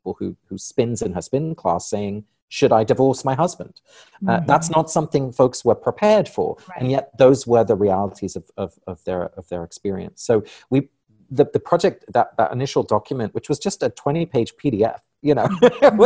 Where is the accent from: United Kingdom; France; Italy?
United Kingdom; England; moved away; I was born and raised in England